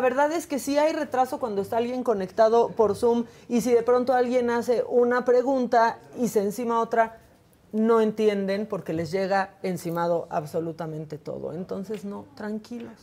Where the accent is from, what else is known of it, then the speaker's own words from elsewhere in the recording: Tijuana, Baja California, Mexico; moved away; anduvo allá por Tijuana, Baja California, por mi tierra